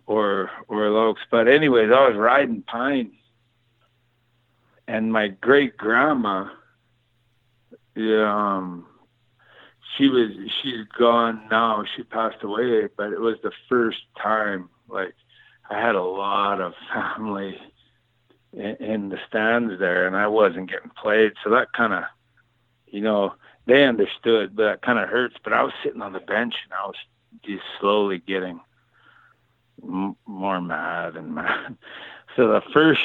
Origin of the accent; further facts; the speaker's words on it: Cranbrook, British Columbia, Canada; my hometown, Cranbrook